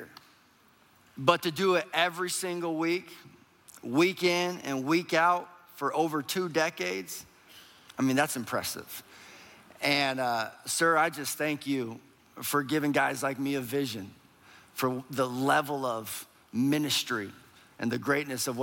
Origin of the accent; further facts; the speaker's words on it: Minneapolis, Minnesota, United States; we are from Minneapolis, Minnesota